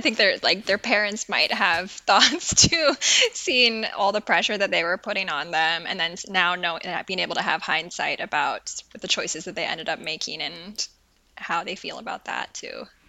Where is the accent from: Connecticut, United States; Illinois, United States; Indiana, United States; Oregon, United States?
Oregon, United States; Portland; now in Wisconsin, United States; I grew up in Portland, Oregon, which is also nothing like California